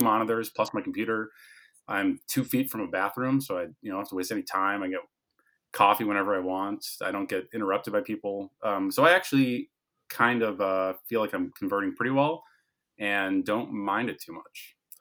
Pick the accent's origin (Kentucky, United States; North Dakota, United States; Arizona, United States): North Dakota, United States; Fargo; moved away as an adult; also born or lived in Omaha, Nebraska; We're both from Fargo, North Dakota.